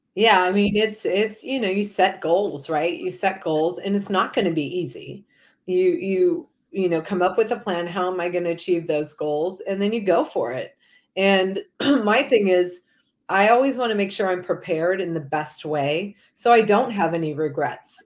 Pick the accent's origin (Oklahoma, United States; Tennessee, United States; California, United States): California, United States; Manhattan Beach; growing up in Southern California, volleyball is a big sport